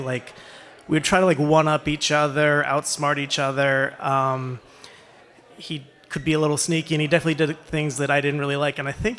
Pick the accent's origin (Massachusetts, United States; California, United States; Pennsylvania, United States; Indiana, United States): Pennsylvania, United States; Wellsville; I grew up in Wellsville, which is a small town. It's in York County, just a little north of here for people that are familiar with it.